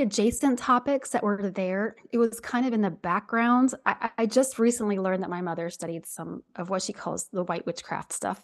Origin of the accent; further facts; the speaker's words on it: Southwest Ohio, United States; I'm from Southwest Ohio